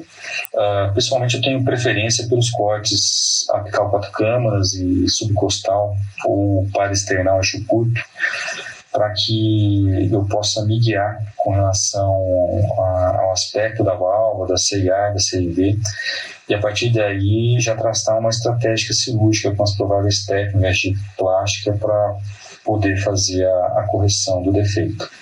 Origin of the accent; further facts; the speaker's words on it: Paraná, Brazil; moved away as an adult; now in São Paulo, Brazil; sou natural do Paraná